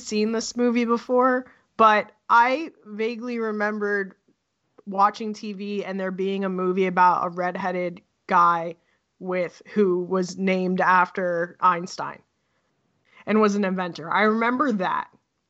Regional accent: Edison, New Jersey, United States; I'm from Edison, New Jersey.

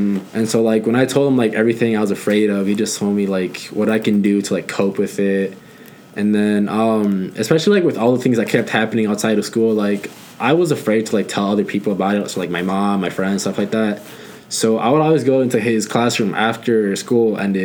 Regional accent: Rosemont, Illinois, United States; I'm from the suburbs. I'm from Rosemont.

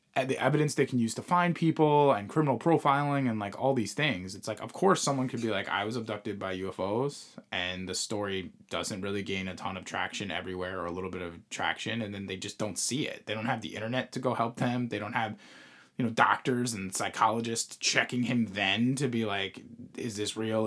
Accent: Long Island, New York, United States; where we grew up on Long Island

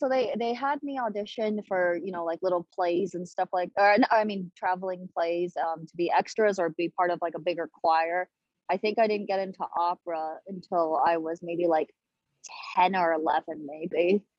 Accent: Wuhu, Anhui, China; oh, I'm from Anhui province. And they'd ask me what city, and I'd say Wuhu.

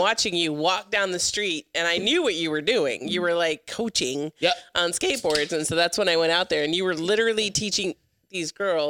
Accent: United States; that's like calling me a Mexican when I'm Hispanic. I didn't grow up in Mexico. I grew up in America.

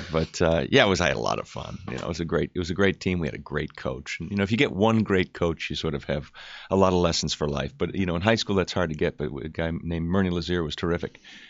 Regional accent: New York City, New York, United States; born there; also born or lived in Evanston, Illinois; Yeah, I was born in Manhattan. My parents met there.

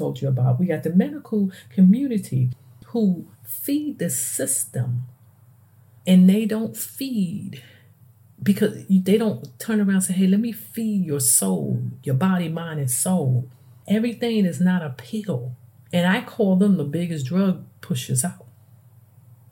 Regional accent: New York City, New York, United States; moved away; me growing up and I come from the Bronx

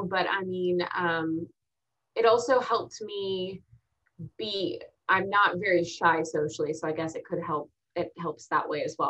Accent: Texas, United States; also born or lived in Augusta, Georgia / Arizona / Virginia / Kansas; So then I was born in Augusta, Georgia. Then we moved to Arizona, Virginia, Kansas. And then Texas. Yeah. And then Texas. But I've been in Texas since I was 8

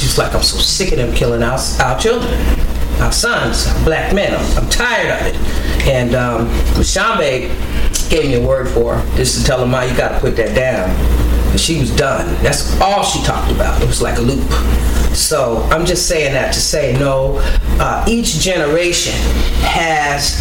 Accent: New York City, New York, United States; moved away; also born or lived in Los Angeles, California / San Francisco, California / Washington, D.C. / Baltimore, Maryland; I was growing up, even in my mom's generation, growing up in New York, in Brooklyn, schools were always integrated

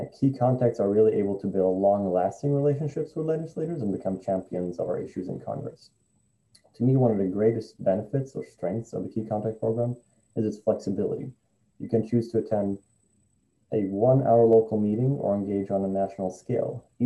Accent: Stockholm, Stockholm County, Sweden; moved away as an adult; also born or lived in Atlanta, Georgia / Washington, District of Columbia, United States / Vermont; I was born and raised in Stockholm, Sweden. And at the age of 20, I moved to Atlanta, Georgia

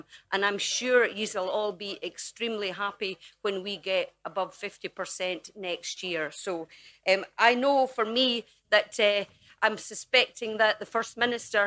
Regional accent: Dumfries, Scotland, United Kingdom; the streets of my hometown

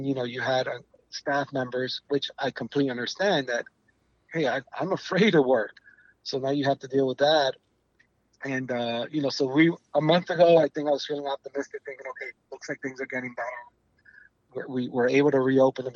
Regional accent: New York, United States; moved away; I'm from New York

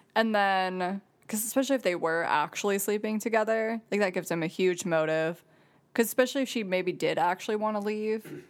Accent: Jackson, Michigan, United States; I'm from Jackson

